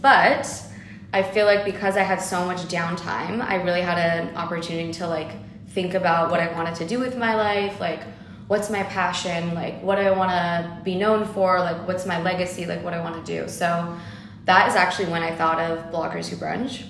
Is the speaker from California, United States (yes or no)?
yes; Los Angeles, California, United States; I am born here in Los Angeles